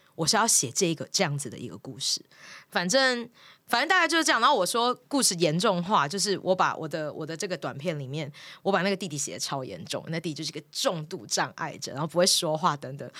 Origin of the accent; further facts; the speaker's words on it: Miaoli County, Taiwan; moved away; also born or lived in Taipei; 然后我很早就离开家到台北念书了，我是苗栗人